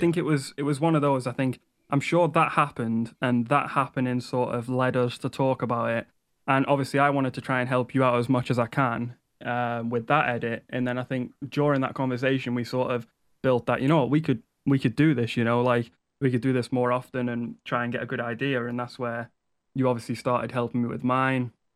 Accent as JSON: {"language": "English", "town": "Liverpool", "region": "North West England", "country": "United Kingdom", "also_born_or_lived": "Wales", "said": "I'm from Liverpool"}